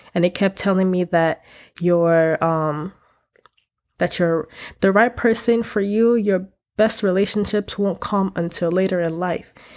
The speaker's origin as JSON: {"language": "English", "country": "United States", "tie": "born or raised there", "said": "I grew up Africa, African in America"}